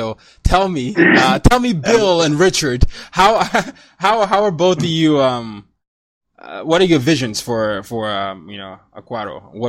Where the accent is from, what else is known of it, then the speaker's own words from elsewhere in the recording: Nigeria; I mean, yeah, I'm Nigerian. I have to say soccer here, but I say football.